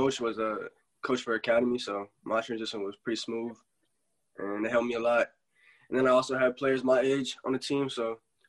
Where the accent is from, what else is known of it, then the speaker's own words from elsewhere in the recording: Crofton, Maryland, United States; I'm from Crofton, Maryland, 17 years old.